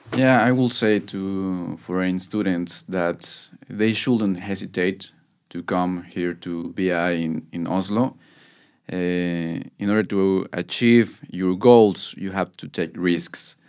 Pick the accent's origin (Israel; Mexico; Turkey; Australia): Mexico; now in Norway; I'm from Mexico